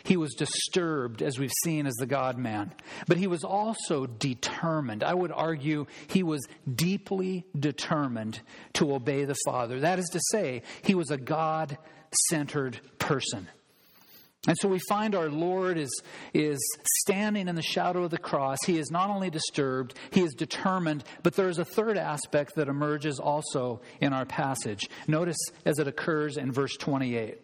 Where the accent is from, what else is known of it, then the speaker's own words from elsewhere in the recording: United States; as an American